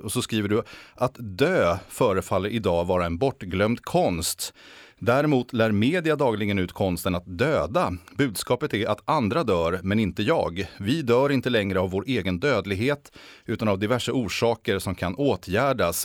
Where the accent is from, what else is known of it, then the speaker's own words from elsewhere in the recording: Sweden; oss svenskar